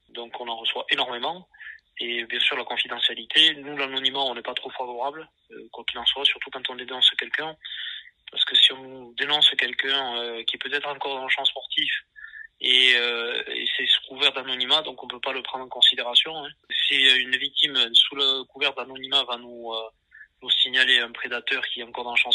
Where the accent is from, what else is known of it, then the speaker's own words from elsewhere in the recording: Nouvelle-Aquitaine, France; accent: Landes; parce que l'association est basée dans les Landes, ça s'entend peut-être en mon accent d'ailleurs.